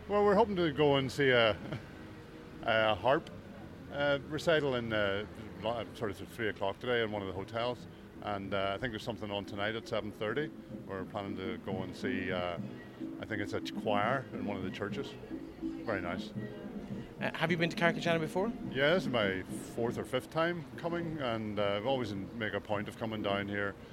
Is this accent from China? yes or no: no; Leitrim Village, Leitrim, Ireland; I'm from Leitrim Village and I am seven.